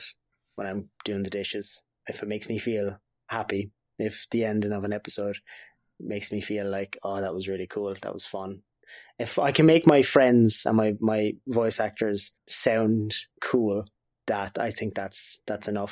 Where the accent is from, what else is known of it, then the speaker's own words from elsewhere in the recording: Waterford, Munster, Ireland; we're from Waterford